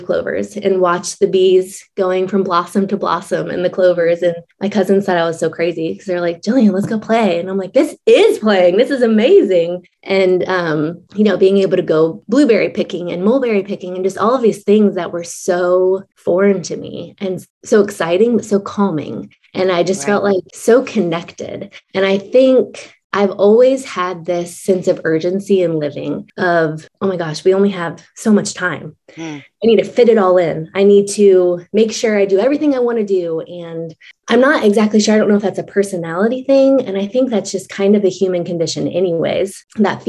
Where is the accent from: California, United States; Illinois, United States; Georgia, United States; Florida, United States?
Florida, United States; moved away as an adult; also born or lived in Midwest / Upper Peninsula of Michigan / Australia; both of us had grown up in Florida